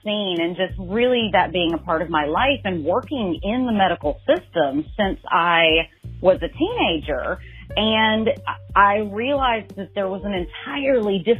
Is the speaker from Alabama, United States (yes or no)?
yes; Birmingham, Alabama, United States; now in New York City, United States; I am originally from Birmingham, Alabama, and now reside in Harlem up in New York City